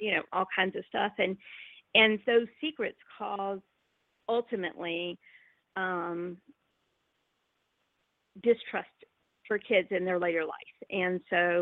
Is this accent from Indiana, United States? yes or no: no; North Florida, United States; I grew up in North Florida, and I'm Southern